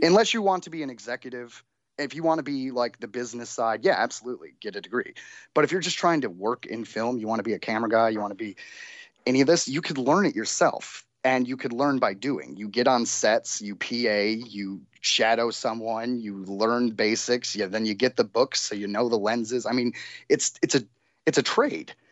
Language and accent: English; Detroit, Michigan, United States; now in Los Angeles, United States; I'm from Detroit